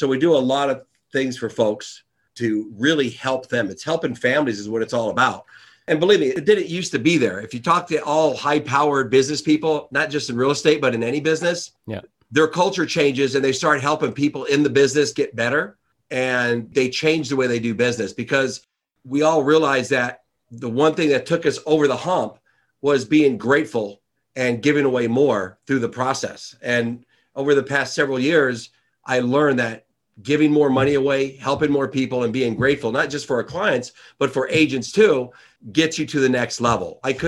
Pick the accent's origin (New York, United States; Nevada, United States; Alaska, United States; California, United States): Nevada, United States; Las Vegas; I'm from Las Vegas, Nevada. … the real estate guy.